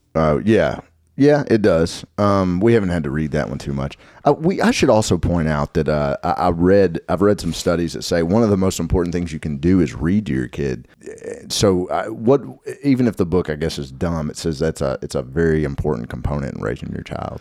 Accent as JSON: {"language": "English", "town": "Nashville", "region": "Tennessee", "country": "United States", "also_born_or_lived": "Madison, Tennessee", "said": "also from Nashville, reside in Madtown"}